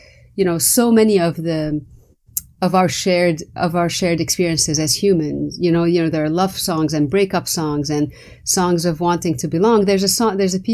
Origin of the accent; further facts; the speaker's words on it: Lebanon; English is a second language; moved away; I went to a French school. You know, Lebanon was under the French mandate, so French was my primary culture almost before Arabic. And again, because, you know, I grew up in the Arab world